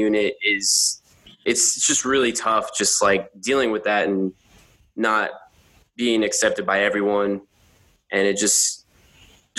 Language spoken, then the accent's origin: English; San Antonio, Texas, United States; now in Buffalo, United States; I am from Texas, San Antonio, Texas